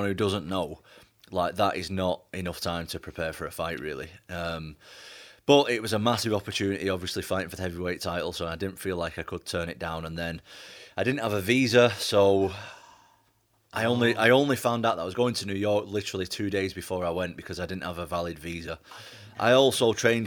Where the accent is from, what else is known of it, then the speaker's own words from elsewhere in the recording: Manchester, North West England, United Kingdom; I'm from Manchester